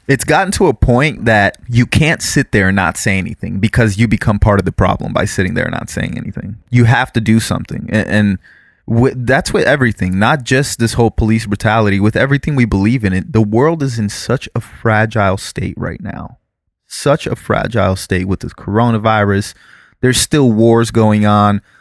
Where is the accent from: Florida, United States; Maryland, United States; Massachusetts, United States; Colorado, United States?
Florida, United States; South; growing up in South Florida and dealing with B S O, which is the Broward Sheriff's Office